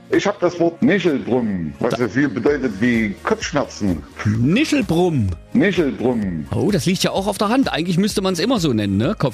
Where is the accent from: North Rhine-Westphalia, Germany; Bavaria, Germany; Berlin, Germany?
Berlin, Germany; now in Saxony, Germany; Ich komme ja eigentlich ursprünglich aus Berlin, dann hat man mich verfrachtet nach hier und ich bin froh drüber.